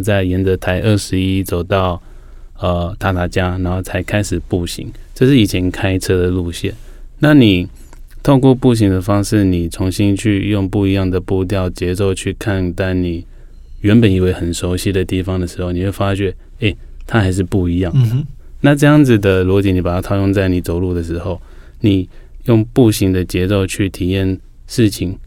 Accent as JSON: {"language": "Chinese", "town": "Lukang", "region": "Changhua County", "country": "Taiwan", "tie": "born or raised there", "said": "像我们是闽南人，所以从小我住在鹿港海边，滨海长大的"}